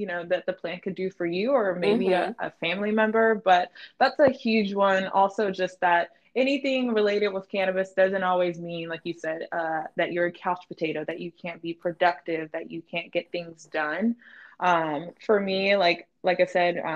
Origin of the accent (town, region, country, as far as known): North Carolina, United States; moved away